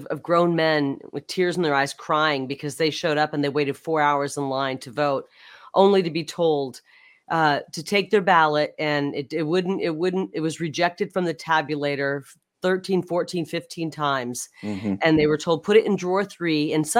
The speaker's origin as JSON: {"language": "English", "region": "Iowa", "country": "United States", "tie": "born or raised there", "said": "since I was born in Iowa, raised in Iowa and came out here"}